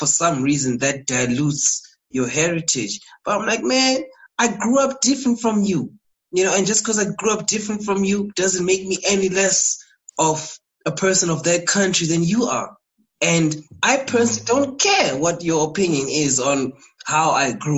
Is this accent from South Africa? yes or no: yes; South Africa; also born or lived in Zimbabwe; I've been living in SA my whole life